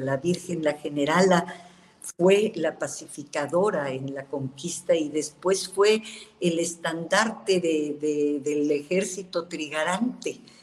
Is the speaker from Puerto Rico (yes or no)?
no; Mexico; somos los mexicanos